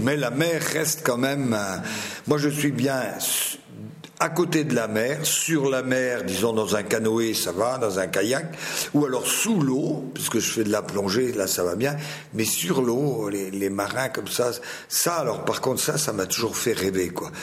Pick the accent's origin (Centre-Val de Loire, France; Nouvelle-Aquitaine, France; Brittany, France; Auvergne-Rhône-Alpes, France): Brittany, France; Finistère; je viens du Finistère, c'est la pointe de Bretagne